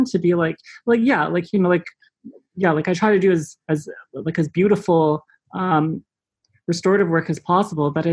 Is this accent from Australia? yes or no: no; Richmond Hill, Ontario, Canada; moved away as an adult; also born or lived in Auckland, New Zealand; growing up in Richmond Hill